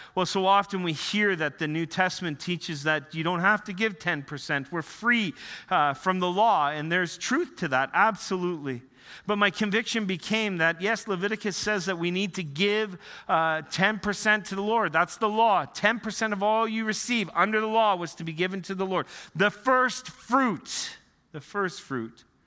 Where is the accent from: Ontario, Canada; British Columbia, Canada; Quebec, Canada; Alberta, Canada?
Ontario, Canada; Northern; moved away; also born or lived in Western Canada; I grew up in the Canadian Shield, Northern Ontario